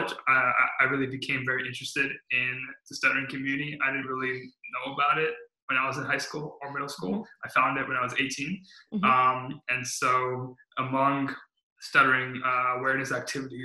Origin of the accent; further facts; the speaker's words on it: California, United States; also born or lived in Midwest; I came out to California in around elementary school. And so I'm a California kid at heart. I stay here for elementary school, middle school, high school, and college